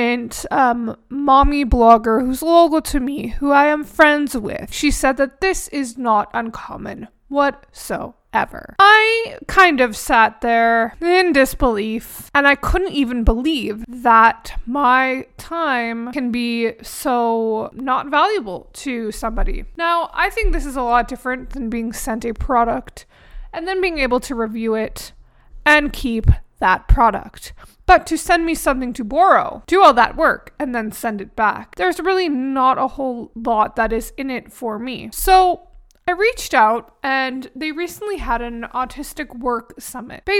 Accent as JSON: {"language": "English", "country": "Canada", "said": "I'm Canadian"}